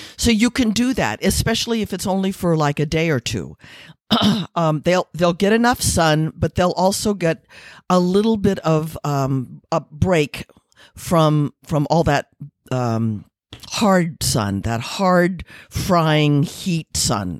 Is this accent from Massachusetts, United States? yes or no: no; Missouri, United States; moved away; also born or lived in Taos, New Mexico; I'm from Missouri